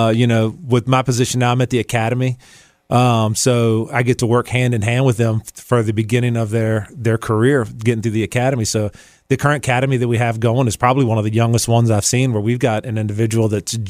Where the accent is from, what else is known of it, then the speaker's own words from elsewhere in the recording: Chesterfield, Virginia, United States; Man, I grew up in Chesterfield. Parents live in Chesterfield. I've been in Chesterfield, Thomasdale High School. So I've been here all my life.